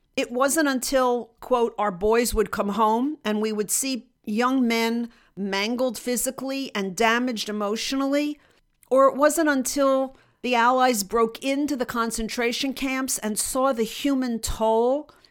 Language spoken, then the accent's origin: English; United States; not only as a Jew in Russia, but just as an American in Russia